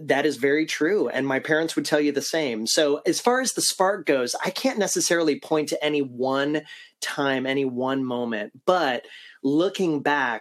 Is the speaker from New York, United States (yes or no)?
no; Ohio, United States; now in Central Florida, United States; I was growing up in Ohio